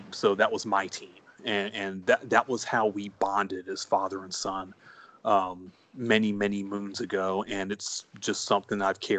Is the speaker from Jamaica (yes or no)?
no; the Carolinas, United States; growing up in the Carolinas, co- college basketball was was really big there, and it's, it's, it's, having being born in the Carolinas, I'm just sort of born into it.